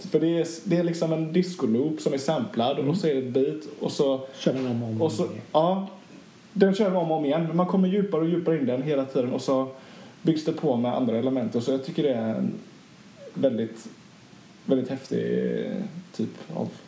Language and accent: Swedish; Sweden; jag är svensk motherfucker.